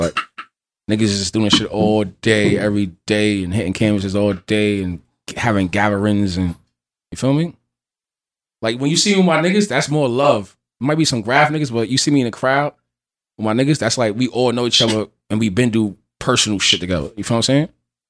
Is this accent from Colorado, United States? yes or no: no; Allentown, Pennsylvania, United States; I'm from Allentown, Pennsylvania.